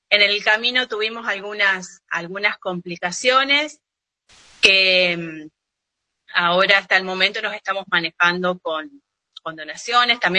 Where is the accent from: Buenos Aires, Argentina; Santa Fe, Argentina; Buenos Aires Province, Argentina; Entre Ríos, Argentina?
Santa Fe, Argentina; Monte Vera; Eh, tengo, bueno, nací acá en Montevera, estudié, y se eh, formé mi familia, mi vida se desarrolla en esta localidad, que ahora fue recientemente declarada ciudad.